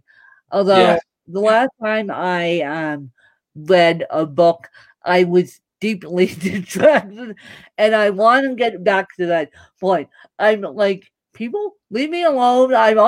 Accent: Ireland; I am Bahamian, I'm Canadian, I'm Irish, but my main nationality is Irish.

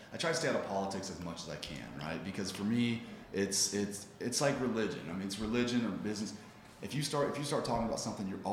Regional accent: Northwest Missouri, United States; I'm from Missouri. That's my hometown, you know, Northwest Missouri.

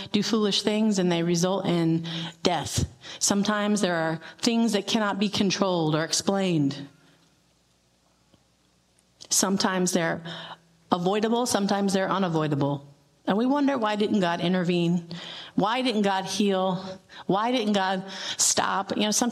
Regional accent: Tucson, Arizona, United States; I grew up in Tucson

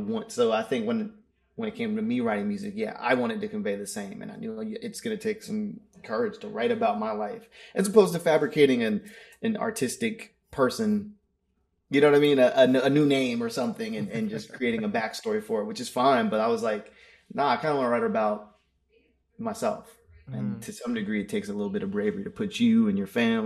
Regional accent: Maryland, United States; I'm from Maryland

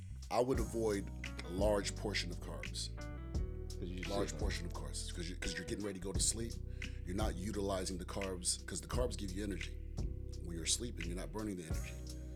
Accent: Goldsboro, North Carolina, United States; I'm from Goldsboro, North Carolina.

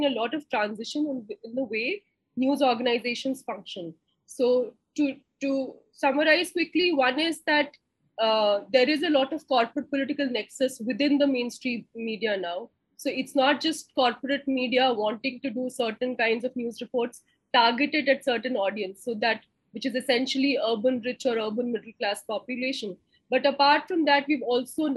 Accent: Lucknow, Uttar Pradesh, India; moved away as an adult; also born or lived in Delhi; I grew up in Lucknow and I came to Delhi

